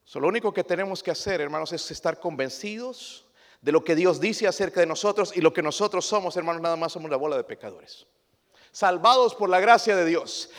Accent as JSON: {"language": "Spanish", "country": "Mexico", "said": "Nosotros como mexicanos"}